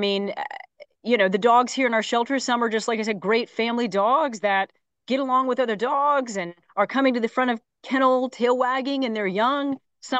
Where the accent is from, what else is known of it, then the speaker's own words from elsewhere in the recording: Phoenix, Arizona, United States; In Phoenix, Arizona.